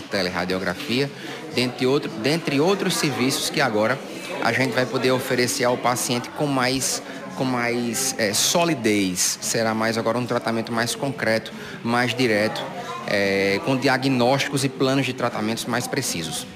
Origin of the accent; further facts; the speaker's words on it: Sousa, Paraíba, Brazil; aqui na terra onde eu nasci, a terra que amo, a terra dos meus pais